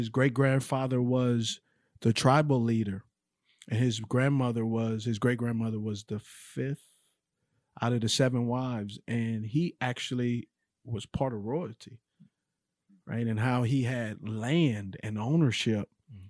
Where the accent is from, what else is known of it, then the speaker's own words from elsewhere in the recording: Los Angeles, California, United States; now in Charlotte, United States; just like growing up in Los Angeles, like I did